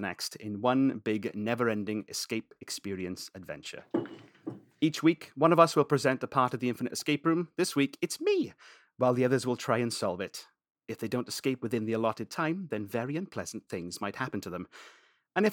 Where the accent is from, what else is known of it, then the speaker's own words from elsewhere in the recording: United Kingdom; We're British